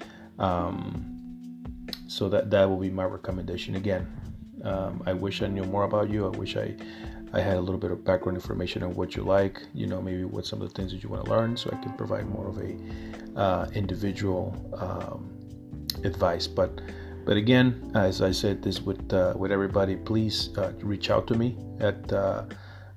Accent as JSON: {"language": "English", "town": "Chicago", "region": "Illinois", "country": "United States", "tie": "born or raised there", "said": "Chicago, my hometown"}